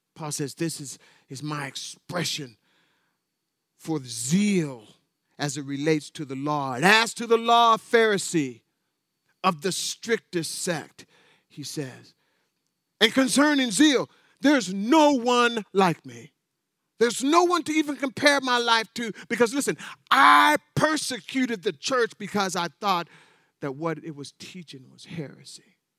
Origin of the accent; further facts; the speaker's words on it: North Pole, Alaska, United States; I was raised in North Pole, Alaska